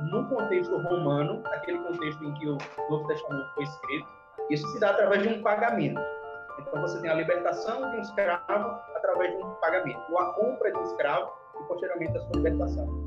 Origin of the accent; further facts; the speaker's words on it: interior of Paraíba, Brazil; now in João Pessoa, Brazil; eu moro em João Pessoa, sou do interior, sou sertanejo, mas moro em João Pessoa, na capital da Paraíba.